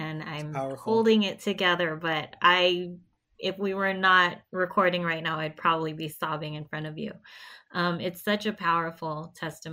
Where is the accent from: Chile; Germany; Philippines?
Philippines; now in United States; I'm Filipino, and our people have to go in other countries in order to work